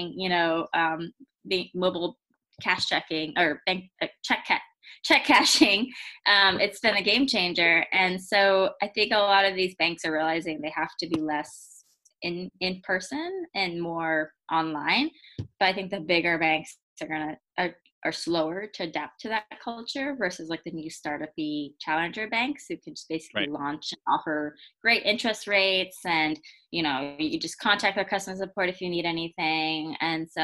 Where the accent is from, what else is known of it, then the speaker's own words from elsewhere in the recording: United States; I grew up in the United States